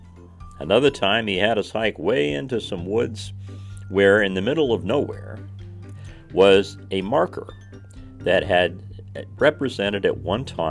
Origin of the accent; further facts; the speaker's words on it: Indiana, United States; Swimming was kind of a difficult thing in Indiana. I mean, it is a largely landlocked state, and in my hometown, there was only one place to swim